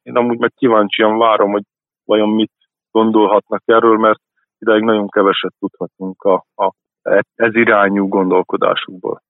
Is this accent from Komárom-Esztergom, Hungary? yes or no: yes; Esztergom, Komárom-Esztergom, Hungary; Én egy esztergomi roma családban születtem, egy olá cigány családban, ami azt jelenti, hogy a nyelvet is beszéltük